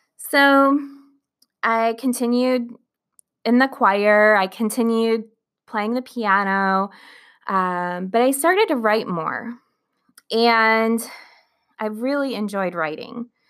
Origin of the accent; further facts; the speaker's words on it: Flint, Michigan, United States; I was born in Flint, Michigan